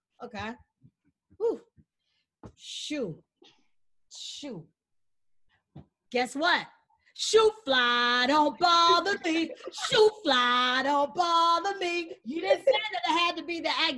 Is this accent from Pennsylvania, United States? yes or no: no; New York City, New York, United States; we're both from Jamaica, Queens.